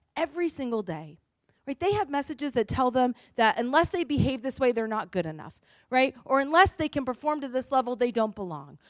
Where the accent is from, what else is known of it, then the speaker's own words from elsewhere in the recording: New England, United States; I'm from New England